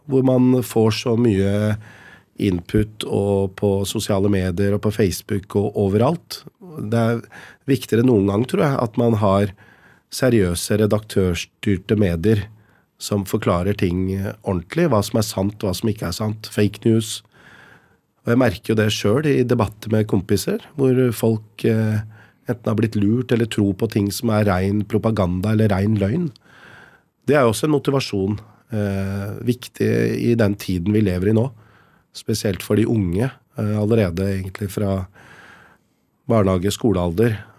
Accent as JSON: {"language": "Norwegian", "town": "Lier", "region": "Buskerud", "country": "Norway", "tie": "born or raised there", "said": "Altså oppveksten i Lier. Hvordan var det? Hvordan kom dine foreldre? Hvordan er det? Og jeg fortalte som det var, at det var eh, kjempebra. Eh, oppvekst uten rasisme."}